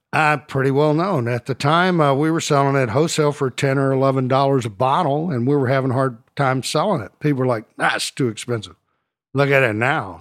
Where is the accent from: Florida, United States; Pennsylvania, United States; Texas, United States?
Texas, United States; Dallas; also born or lived in Houston; I grew up here in Dallas